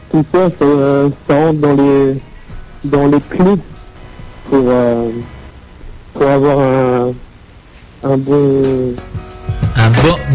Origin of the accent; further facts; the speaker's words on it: Paris, Île-de-France, France; born there; je suis né à Paris, j'habite à Eternel, dans le 51, dans la Marne